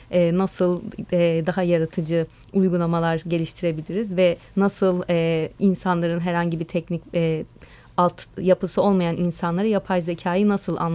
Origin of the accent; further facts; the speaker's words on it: Istanbul, Turkey; born there; also born or lived in Bodrum; Evet, e, ben 1985 yılında İstanbul'da doğdum. Daha sonra e, Bodrum'a yerleştik